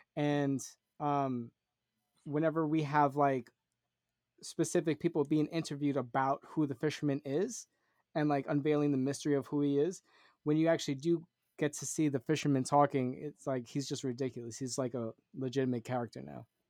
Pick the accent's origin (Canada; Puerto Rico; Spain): Puerto Rico; I'm Puerto Rican